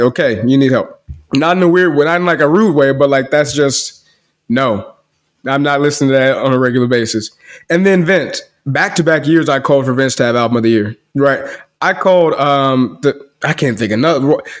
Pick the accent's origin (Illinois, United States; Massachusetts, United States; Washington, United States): Illinois, United States; Chicago; now in DFW, Texas, United States; I'm from Chicago